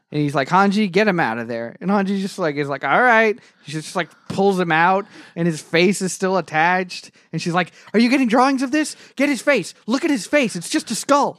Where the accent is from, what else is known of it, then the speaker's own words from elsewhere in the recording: England, United Kingdom; now in United States; in England, my, my home country